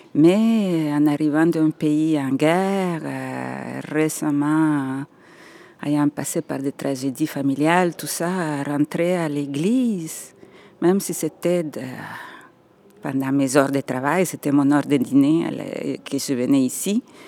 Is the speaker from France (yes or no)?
no; El Salvador; first language Spanish; French is a second language; moved away as an adult; also born or lived in Mexico; now in Quebec, Canada; je suis née au Salvador. Ça, ça m'appartiendra toujours. C'est mes racines